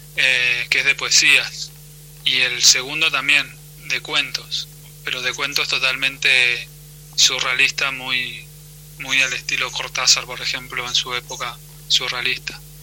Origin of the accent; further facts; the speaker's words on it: Argentina; como argentinos